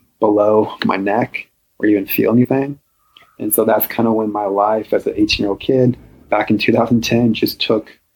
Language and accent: English; a small town in Iowa, United States; I'm from a small town in Iowa. I grew up in the Midwest